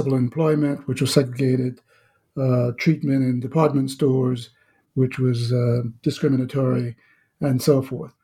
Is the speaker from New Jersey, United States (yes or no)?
no; Danville, Virginia, United States; I'm Southern born, born and raised in Southside, Virginia, Danville, Virginia